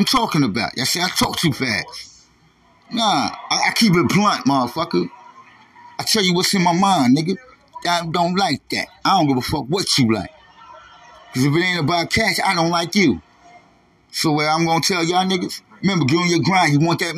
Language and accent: English; New York, United States; moved away; I'm from New York State, nigga. We gangsters out there